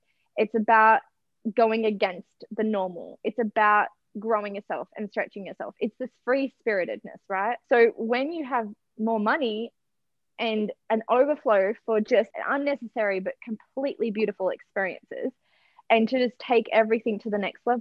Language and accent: English; Noosa, Queensland, Australia; my hometown of Noosa, Sunrise Beach.